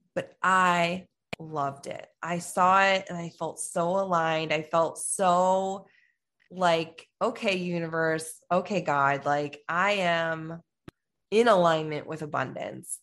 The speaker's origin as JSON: {"language": "English", "town": "Chicago", "region": "Illinois", "country": "United States", "said": "I'm from Chicago"}